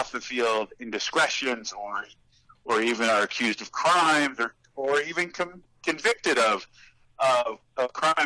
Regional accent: Los Angeles, California, United States; also born or lived in Berkeley; my experiences growing up in Los Angeles or going to Berkeley

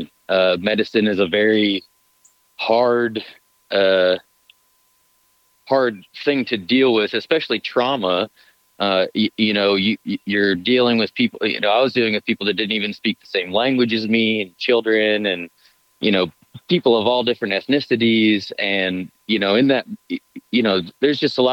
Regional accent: United States; also born or lived in Montana / Wyoming / Colorado / North Dakota; now in Starkville, United States; I was born in Montana. I grew up in Wyoming and Colorado. I lived in North Dakota a little bit

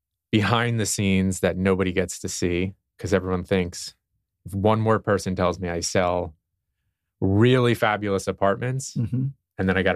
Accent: Water Mill, New York, United States; Growing up on the East End of Long Island in Watermill

